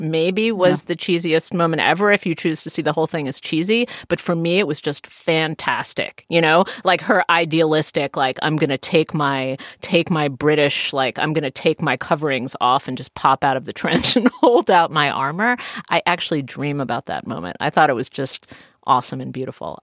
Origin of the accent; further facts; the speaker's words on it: United States; I'm an American